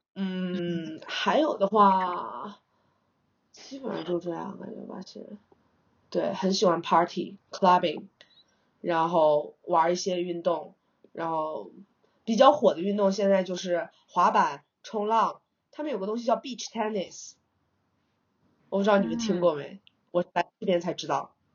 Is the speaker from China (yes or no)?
yes; China; moved away as an adult; now in São Paulo, Brazil; 我们中国人勤劳为本的天性